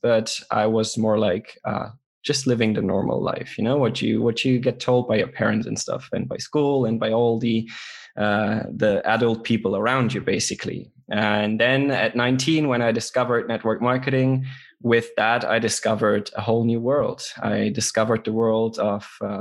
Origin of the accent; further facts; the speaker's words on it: Luxembourg; from Luxembourg